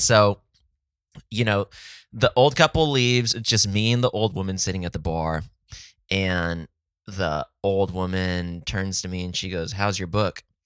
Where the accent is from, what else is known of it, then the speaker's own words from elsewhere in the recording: San Diego, California, United States; Oh, it's San Diego.